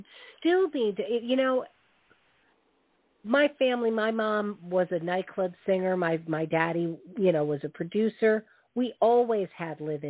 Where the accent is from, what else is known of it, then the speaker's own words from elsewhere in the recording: the North, United States; growing up in the North